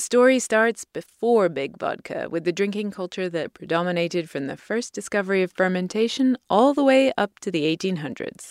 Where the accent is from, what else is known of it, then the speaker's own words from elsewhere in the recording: United Kingdom; now in United States; as a Brit